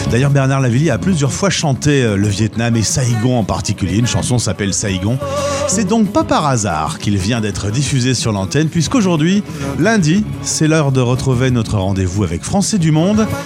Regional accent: Bruges, Flanders, Belgium; Je suis originaire d'une jolie ville de Belgique, hein. Bruges.

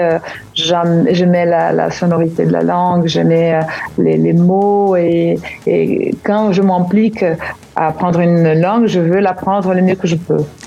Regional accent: Curitiba, Paraná, Brazil; French is a second language; À l'Alliance française, à Curitiba, qui, à l'époque, c'était le seul enclave, euh, de la culture française, euh, chez nous, à Curitiba

